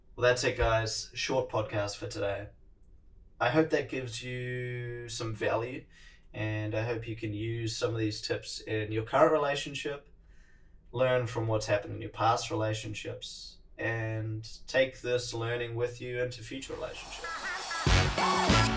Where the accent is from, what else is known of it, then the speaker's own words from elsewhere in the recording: New Zealand; accent: Kiwi; my Kiwi accent